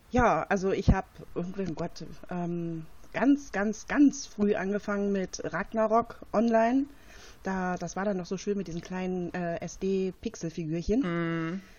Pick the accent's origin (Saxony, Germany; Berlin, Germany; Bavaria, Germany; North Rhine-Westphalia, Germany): Berlin, Germany; Ich komme aus der schönen Hauptstadt Berlin.